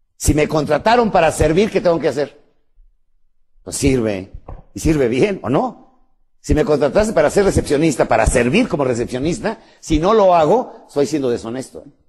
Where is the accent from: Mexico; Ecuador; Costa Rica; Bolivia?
Mexico; México, ¿sabes qué es? el vientre de mi madre, la mesa de todos los días, el lugar de mis hijos, la tierra que me germinó. Yo no soy mexicano, yo soy México